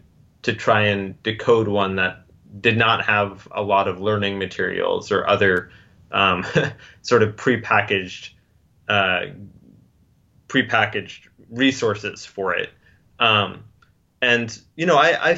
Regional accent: United States; I'm an American and I have an extraordinarily different background

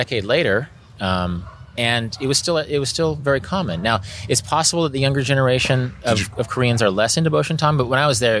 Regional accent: Kansas, United States; I'm from Kansas. I've seen a lot of cows being raised.

